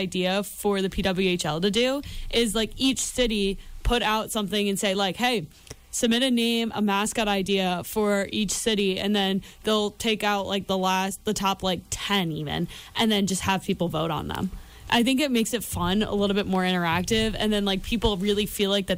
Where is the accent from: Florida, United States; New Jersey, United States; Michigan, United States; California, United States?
New Jersey, United States; my home state.